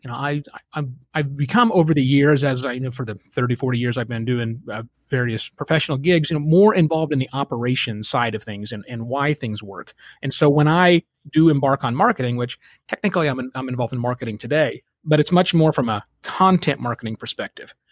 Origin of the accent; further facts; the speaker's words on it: Oklahoma, United States; moved away as an adult; also born or lived in Phoenix; I'm born and raised in Oklahoma.